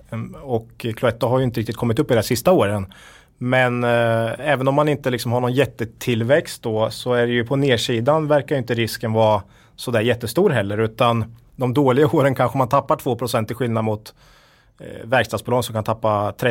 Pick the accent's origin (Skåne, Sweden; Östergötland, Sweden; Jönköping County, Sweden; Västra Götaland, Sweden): Östergötland, Sweden; I, I Östergötland, jag är ju den enda östgöten här då.